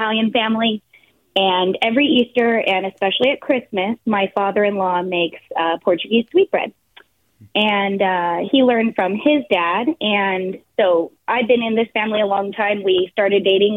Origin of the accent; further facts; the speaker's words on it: Toronto, Ontario, Canada; also born or lived in Bay Area; now in San Francisco Bay Area, United States; I'm from Toronto, Canada originally. So my parents are there